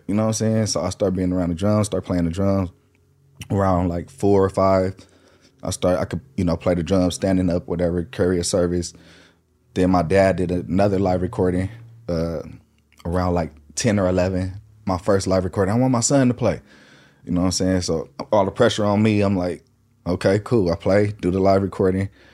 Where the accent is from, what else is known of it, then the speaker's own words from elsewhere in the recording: Lancaster, California, United States; also born or lived in Inglewood, California / North Hollywood, California; we moved from Inglewood, ninety-second and Van Ness to Lancaster, finished school out there, did school out there, and then I came back out here to North Hollywood